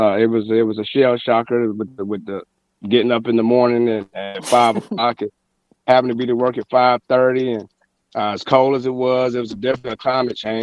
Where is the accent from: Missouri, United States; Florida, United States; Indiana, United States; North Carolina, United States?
North Carolina, United States; Fayetteville; born or raised there; also born or lived in Charlotte, North Carolina / Asheville, North Carolina